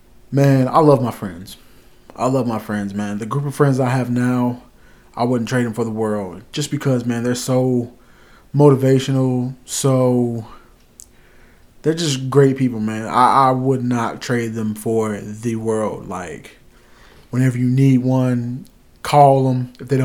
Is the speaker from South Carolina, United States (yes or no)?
yes; South Carolina, United States; born there; also born or lived in Arkansas; My childhood, I was born in South Carolina. I moved a lot. I moved from South Carolina to North Carolina to Arkansas, back to a part of North Carolina, then to another part, which was basically like 20 minutes away.